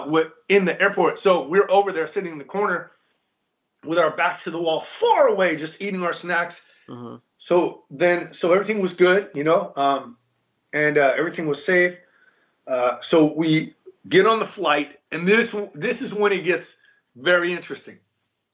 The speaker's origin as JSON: {"language": "English", "country": "United States", "said": "we're American."}